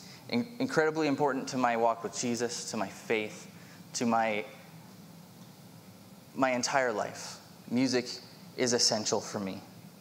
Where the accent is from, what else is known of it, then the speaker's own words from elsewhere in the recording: Vancouver, British Columbia, Canada; moved away; But I was originally from Vancouver in 1998. My family moved out here, and so I begrudgingly came with them.